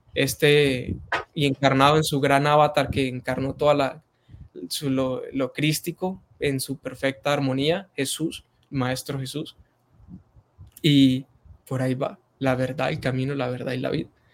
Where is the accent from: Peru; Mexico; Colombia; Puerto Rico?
Colombia; Arauca; en este momento estoy en Arauca, Arauca, Arauca, la tierra del joropo, del, llaner, del llanero nato